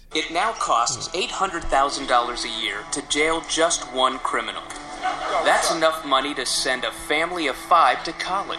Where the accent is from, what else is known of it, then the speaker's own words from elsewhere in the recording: the South, United States; I'm from the South